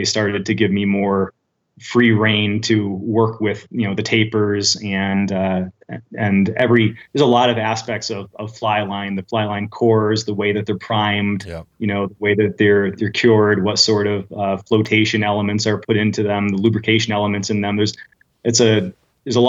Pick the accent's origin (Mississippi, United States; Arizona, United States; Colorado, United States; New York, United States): New York, United States; southern Adirondack Park, near Saratoga Springs, upstate; moved away as an adult; also born or lived in southern Vermont; now in Vermont, United States; I grew up in the very southern tip of the Adirondack Park in upstate New York near Saratoga Springs